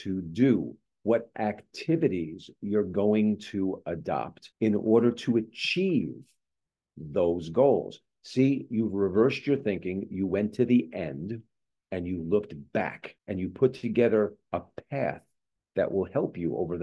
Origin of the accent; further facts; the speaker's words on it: East Coast, United States; now in Southern California, United States; I grew up on the East Coast